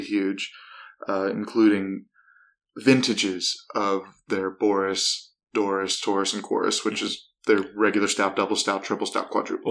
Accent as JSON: {"language": "English", "area": "outside of Akron", "region": "Ohio", "country": "United States", "tie": "born or raised there", "said": "I am from Ohio, so like it's, and I grew up about a half hour, 45 minutes outside of Akron"}